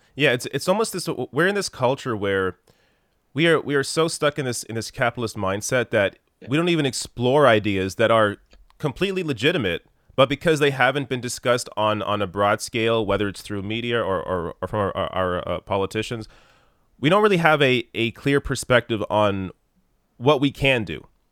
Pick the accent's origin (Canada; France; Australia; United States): Canada; as a Canadian